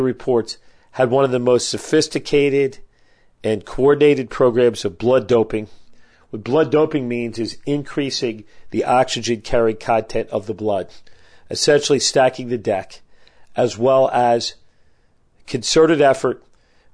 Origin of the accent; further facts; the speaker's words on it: United States; as an American with a lot of pride